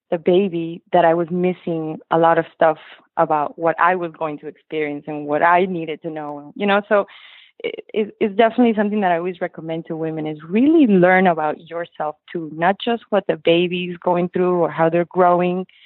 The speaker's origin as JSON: {"language": "English", "region": "Lima", "country": "Peru", "moved": "yes", "lives_now": "Weston, United States", "said": "So we're from Lima, Peru in South America. We moved to the States in the early 90s um, and we just landed in weston florida"}